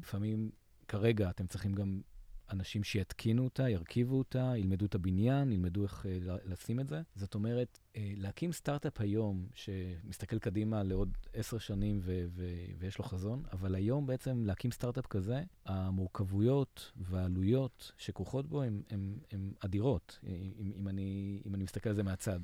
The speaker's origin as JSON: {"language": "Hebrew", "country": "Israel"}